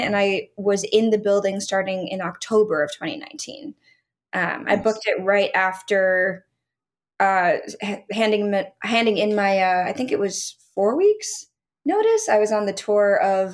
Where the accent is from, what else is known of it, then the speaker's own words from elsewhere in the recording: Stamford, Connecticut, United States; moved away; I'm originally from Connecticut, from Stamford.